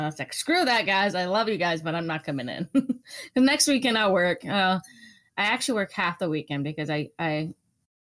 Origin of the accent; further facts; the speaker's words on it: California, United States; being born and raised in California